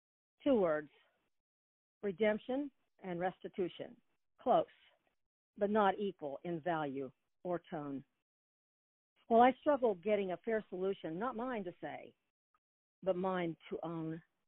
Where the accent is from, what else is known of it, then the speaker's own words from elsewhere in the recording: Wichita, Kansas, United States; moved away; Where did I grow up? Yes. Wichita. In Wichita